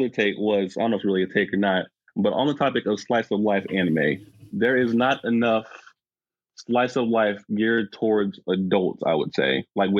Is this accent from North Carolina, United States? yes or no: yes; North Carolina, United States; I'm from North Carolina.